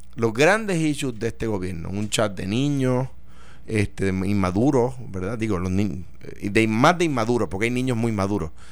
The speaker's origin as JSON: {"language": "Spanish", "country": "Puerto Rico", "said": "nosotros somos puertorriqueños"}